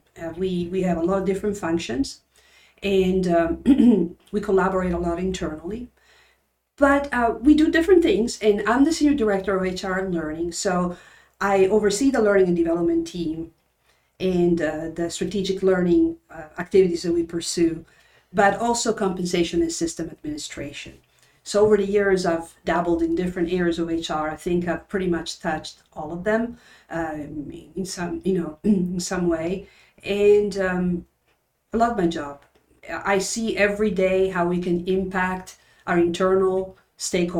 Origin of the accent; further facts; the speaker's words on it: Turin, Piedmont, Italy; moved away; I was born and raised in Turin, Italy, in the northwestern corner, close to the French border.